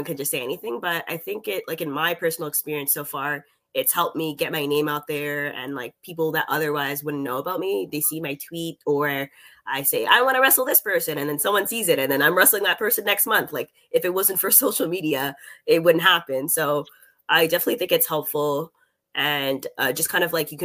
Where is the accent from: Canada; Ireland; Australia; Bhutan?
Canada; as a Canadian